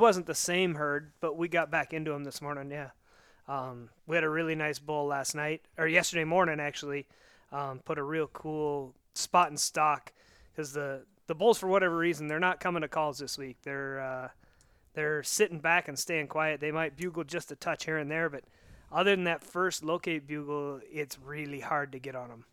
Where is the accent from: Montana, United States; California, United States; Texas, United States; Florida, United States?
Montana, United States; Northwest; moved away; I'm originally from out here